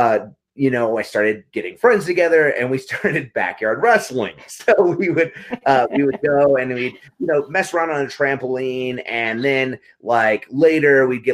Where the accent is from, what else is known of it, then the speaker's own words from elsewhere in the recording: Carlsbad, New Mexico, United States; I grew up in Carlsbad, New Mexico, a really small town in the Southwest.